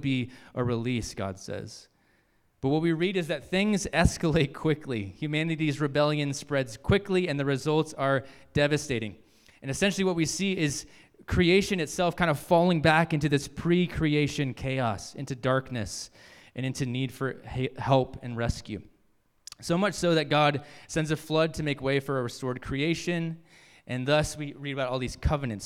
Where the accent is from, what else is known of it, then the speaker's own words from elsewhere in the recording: Virginia, United States; moved away as an adult; I grew up in Virginia.